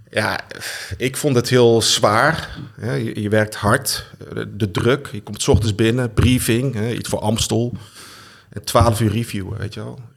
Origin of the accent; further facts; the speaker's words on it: Germany; born there; ik ben geboren in Duitsland.